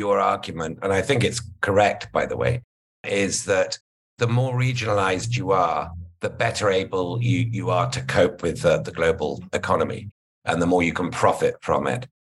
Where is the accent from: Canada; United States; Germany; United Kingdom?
United Kingdom; as a Brit, and I'll get to this maybe a bit later in the conversation, as somebody from a country that's left the largest regional trading and single market in the world